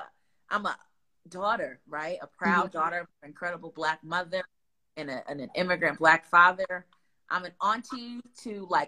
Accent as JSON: {"language": "English", "town": "Newark", "region": "New Jersey", "country": "United States", "said": "at my core, I'm a girl from Newark, right? Who loves her city, who loves her people"}